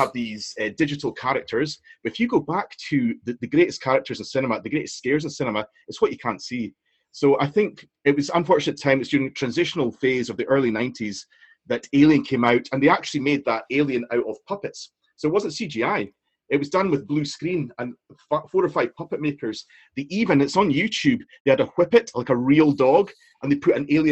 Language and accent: English; Inverness, Scotland, United Kingdom; I'm from Inverness, I went round to Greg Street Post Office